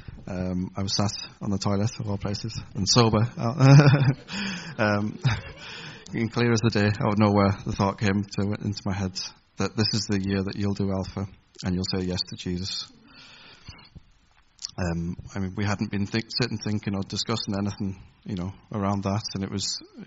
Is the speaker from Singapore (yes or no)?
no; Carlisle, North West England, United Kingdom; moved away as an adult; also born or lived in Taynuilt, near Oban, Scotland / Holland; When I was 9 years old, we moved down here to Carlisle